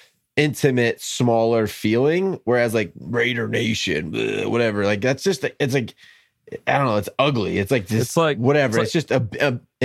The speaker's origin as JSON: {"language": "English", "town": "San Diego", "region": "California", "country": "United States", "tie": "born or raised there", "said": "I was born in San Diego."}